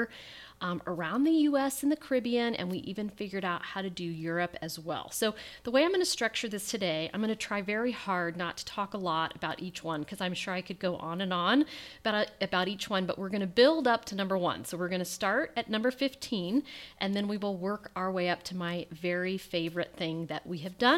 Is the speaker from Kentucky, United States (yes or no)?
yes; Kentucky, United States; now in Indiana, United States; we are from Indiana. I grew up in Kentucky.